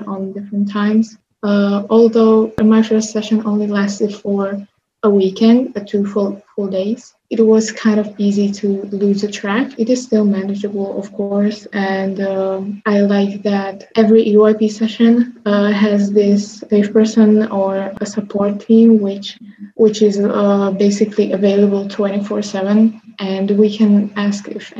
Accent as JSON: {"language": "English", "country": "Slovakia", "said": "I come from Slovakia"}